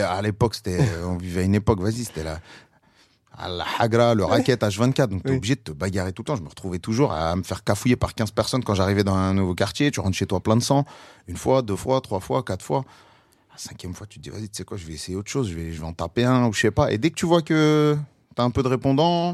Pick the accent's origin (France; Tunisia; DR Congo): France; Paris, Île-de-France; je suis parisien, j'ai beaucoup voyagé aussi, mais euh, je suis toujours pas loin de, ma ville natale